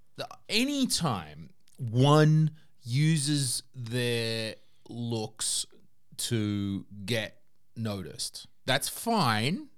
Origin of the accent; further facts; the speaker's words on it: Australia; now in Estonia; when I was growing up in Australia